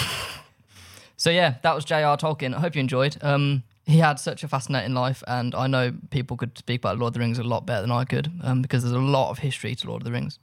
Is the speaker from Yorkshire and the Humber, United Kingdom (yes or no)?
no; Birmingham, West Midlands, United Kingdom; I grew up in Birmingham.